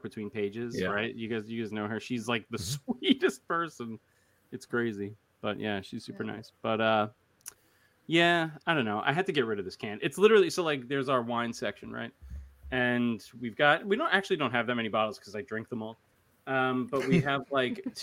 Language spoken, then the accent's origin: English; Long Island, New York, United States; I'm from Long Island